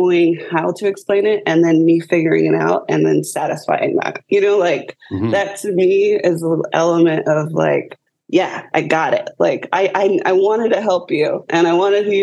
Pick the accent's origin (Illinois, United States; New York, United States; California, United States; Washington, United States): California, United States; Southern; now in Orlando, United States; I grew up in Southern California